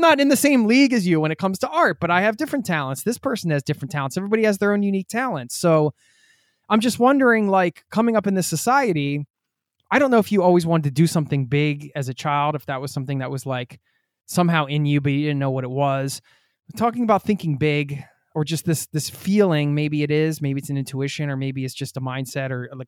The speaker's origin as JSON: {"language": "English", "area": "outside of Philadelphia", "region": "Pennsylvania", "country": "United States", "tie": "born or raised there", "said": "I'm from outside of Philly, so, you know, we grew up in the same area."}